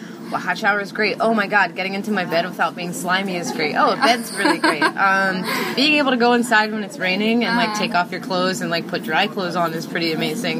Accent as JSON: {"language": "English", "town": "Philadelphia", "region": "Pennsylvania", "country": "United States", "said": "I'm from Philadelphia"}